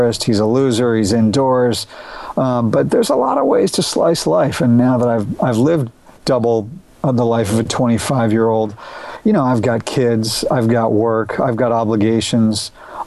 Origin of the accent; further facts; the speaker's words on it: Austin, Texas, United States; I'm from Austin, Texas